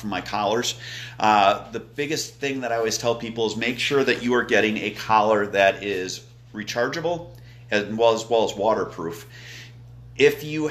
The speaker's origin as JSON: {"language": "English", "region": "Wisconsin", "country": "United States", "moved": "yes", "said": "I'm from Wisconsin"}